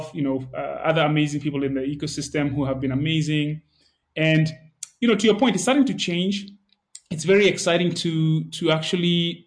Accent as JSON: {"language": "English", "region": "Nairobi", "country": "Kenya", "tie": "born or raised there", "also_born_or_lived": "Silicon Valley", "moved": "yes", "said": "I grew up in Nairobi"}